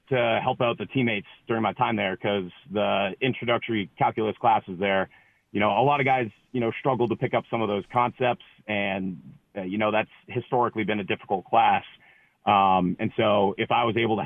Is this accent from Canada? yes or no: yes; Canada; moved away; also born or lived in Ohio; I'm a Canadian kid who played football in Ohio and then went to Brown